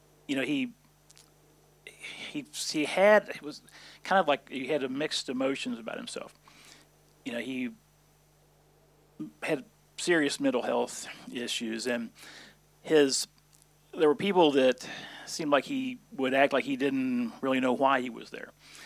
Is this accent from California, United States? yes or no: no; Arkansas, United States; moved away as an adult; now in Fort Worth, United States; I was born in Arkansas, so I'm not originally a Texan